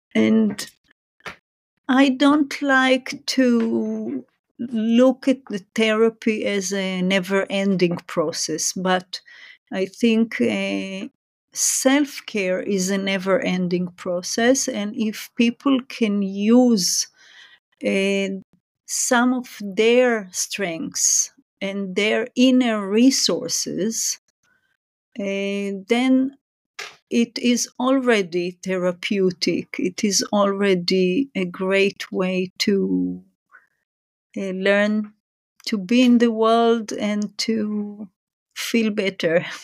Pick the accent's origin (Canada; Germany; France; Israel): Israel; moved away as an adult; also born or lived in Japan; now in Singapore; I was born and raised in Israel